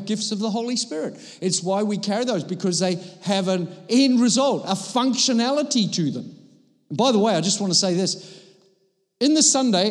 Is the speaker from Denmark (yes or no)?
yes; Copenhagen, Capital Region of Denmark, Denmark; I come from Copenhagen